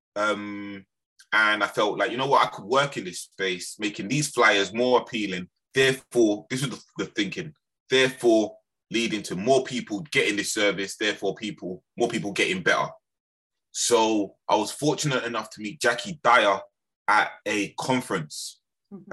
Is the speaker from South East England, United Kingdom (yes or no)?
no; London, United Kingdom; also born or lived in Birmingham / Lewisham; I was actually raised in, in, in London, in Lambeth